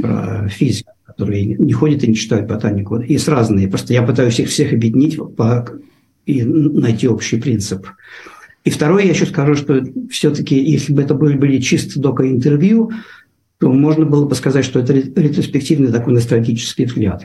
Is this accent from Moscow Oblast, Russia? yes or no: no; Saint Petersburg, Russia; moved away as an adult; also born or lived in North Carolina, United States / New York, United States; now in California, United States; Питер, Москву, но в основном я, я, я из Питера